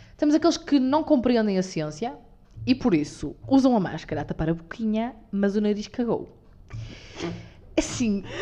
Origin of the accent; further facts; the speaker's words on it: the North, Norte, Portugal; Somos do Norte, com muito orgulho